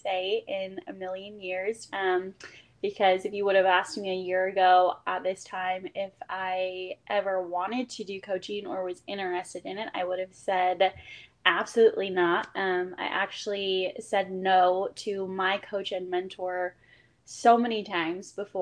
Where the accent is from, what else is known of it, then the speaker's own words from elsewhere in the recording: Vancouver, Washington, United States; I am from Vancouver, Washington